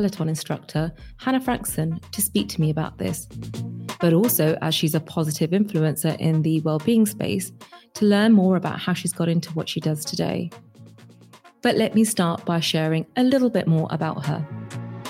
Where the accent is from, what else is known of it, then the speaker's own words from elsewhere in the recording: London, United Kingdom; I'm born and bred in East London